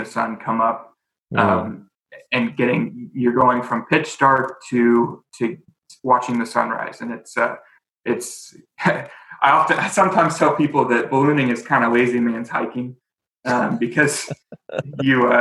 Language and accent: English; Charleston, South Carolina, United States; moved away as an adult; also born or lived in Columbia, South Carolina; now in Charlotte, United States; I grew up in Charleston, South Carolina.